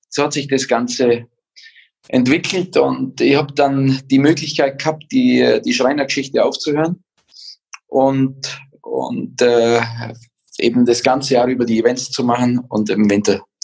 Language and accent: German; Bavaria, Germany; ich bin in den Bergen aufgewachsen, habe die Skipiste vor der Haustür und bin immer Ski gefahren